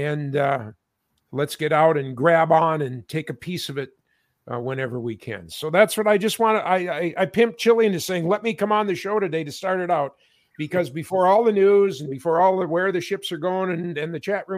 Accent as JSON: {"language": "English", "region": "Minnesota", "country": "United States", "tie": "born or raised there", "said": "in my hometown"}